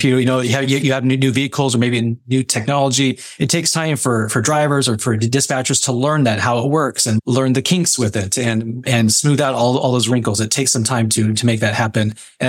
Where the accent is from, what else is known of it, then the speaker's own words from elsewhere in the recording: Modesto, California, United States; also born or lived in Alaska; I was born and raised here in the Modesto area. So it was nice to leave Alaska and come back home.